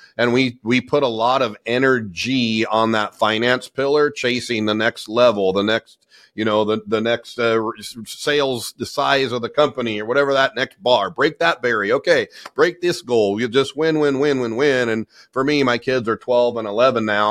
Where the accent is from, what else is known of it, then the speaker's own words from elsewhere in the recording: Southern California, United States; I grew up in Southern California. I'm born and raised in in SoCal